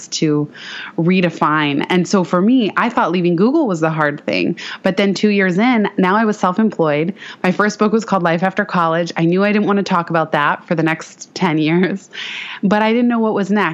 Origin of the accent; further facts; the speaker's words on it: San Francisco, California, United States; also born or lived in Palo Alto / Mountain View; And I'm born and raised in San Francisco